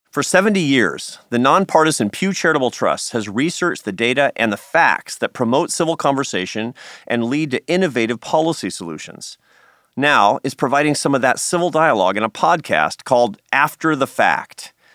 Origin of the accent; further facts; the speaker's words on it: Seattle, Washington, United States; moved away; my hometown of Seattle